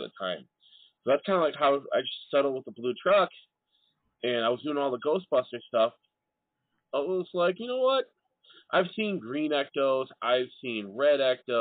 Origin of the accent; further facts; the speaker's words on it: Midwest, United States; also born or lived in Illinois; us Midwesterners, where snow is a thing